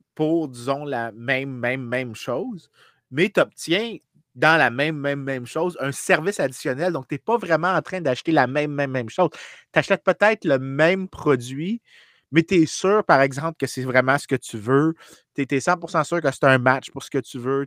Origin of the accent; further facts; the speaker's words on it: Saint-Lambert, Quebec, Canada; j'ai grandi dans la Grande République de Saint-Lambert